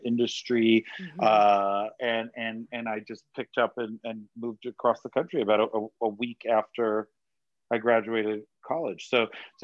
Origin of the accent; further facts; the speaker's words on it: Rhode Island, United States; moved away as an adult; also born or lived in Boston; now in Los Angeles, United States; So I grew up in the little tiny state of Rhode Island, the smallest state in the union. And I lived there until I graduated high school